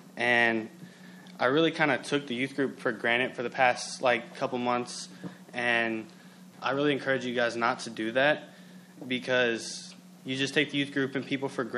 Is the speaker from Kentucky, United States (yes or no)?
yes; Kentucky, United States; moved away; I come from a lot of brokenness, and I'm from Kentucky.